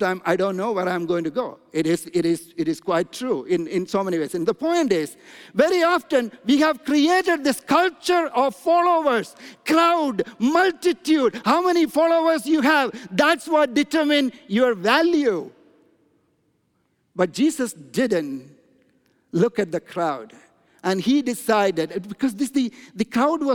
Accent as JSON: {"language": "English", "country": "India", "moved": "yes", "said": "I'm from India"}